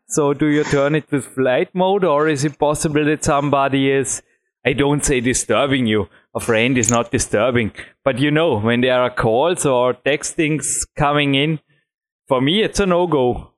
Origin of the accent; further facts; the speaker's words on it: Austria; English is a second language; I am from Austria and not from Belgium.